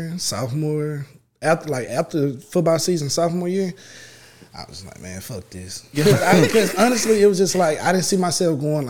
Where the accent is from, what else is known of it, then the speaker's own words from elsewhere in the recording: Dallas, Texas, United States; I'm from Dallas. Specifically, I'm from Pleasant Grove, born and raised.